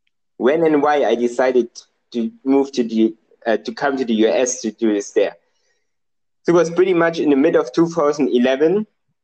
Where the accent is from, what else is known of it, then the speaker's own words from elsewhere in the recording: Germany; accent: German; English is a second language; Maybe you have guessed already due to my accent. I'm German. Yeah, so born in a very, on the countryside, growing up on a farm.